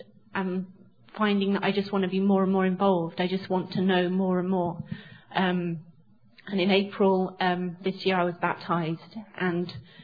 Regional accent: England, United Kingdom; moved away; So I grew up in England in a Christian home

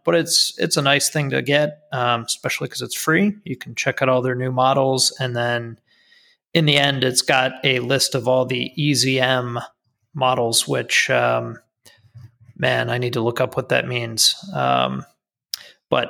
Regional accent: United States; as an American

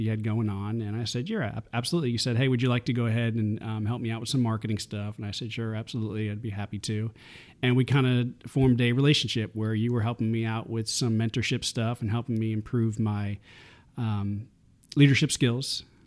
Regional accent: New York, United States; moved away as an adult; I was born and raised in New York

